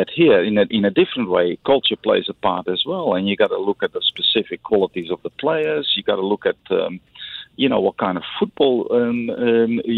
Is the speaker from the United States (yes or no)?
no; Netherlands; now in Singapore; I come from Holland